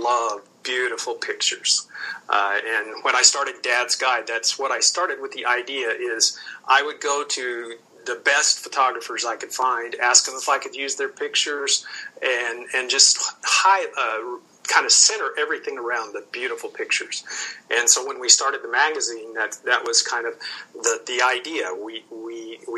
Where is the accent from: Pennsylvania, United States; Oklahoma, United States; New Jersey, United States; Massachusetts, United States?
Oklahoma, United States; As I grew older, living in Oklahoma